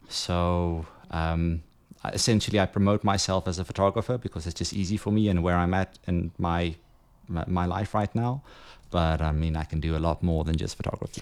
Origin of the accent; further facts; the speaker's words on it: Johannesburg, Gauteng, South Africa; moved away as an adult; now in Ibiza, Spain; I'm originally from Johannesburg. Uh, left there 2010